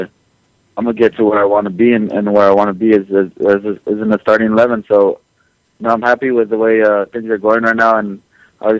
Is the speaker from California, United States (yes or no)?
yes; Los Angeles, California, United States; LA is, you know, it's my hometown